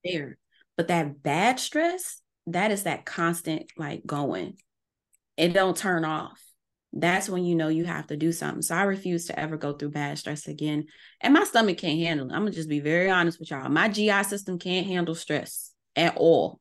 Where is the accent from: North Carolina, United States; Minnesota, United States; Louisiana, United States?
Louisiana, United States; New Orleans; I'm from New Orleans.